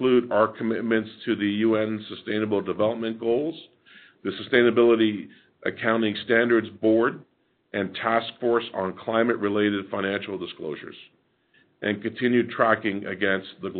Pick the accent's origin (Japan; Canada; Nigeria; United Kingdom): Canada